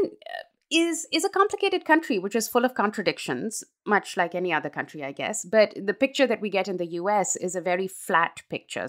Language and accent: English; Pakistan; moved away as an adult; now in United States; I was raised in Pakistan. I am a Pakistani